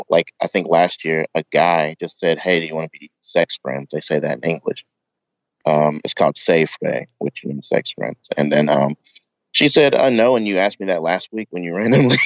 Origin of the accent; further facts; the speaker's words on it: Knoxville, Tennessee, United States; moved away as an adult; now in Kanagawa, Japan; I'm from Tennessee, Knoxville.